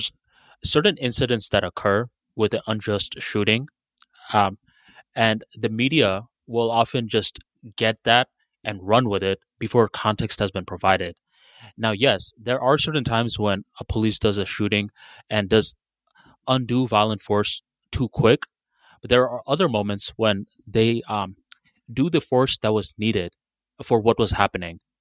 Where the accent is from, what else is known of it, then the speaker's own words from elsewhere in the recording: Bangladesh; now in United States; Where I'm from Bangladesh